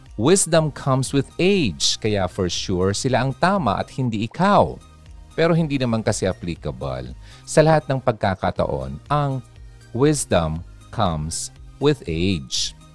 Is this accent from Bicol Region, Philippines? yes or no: yes; Bicol Region, Philippines; ating mga Bicolanos and Filipinos